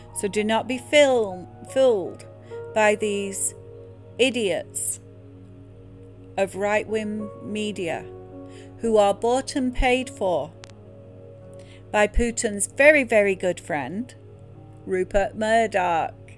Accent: England, United Kingdom; now in United States; growing up in England in a Church of England school

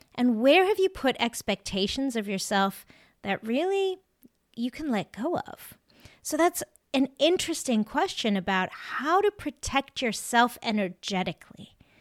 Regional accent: South Africa; now in Maine, United States; I actually grew up in South Africa

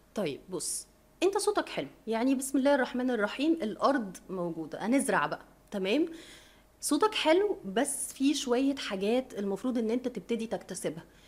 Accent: Egypt; احنا مصريين وعرب

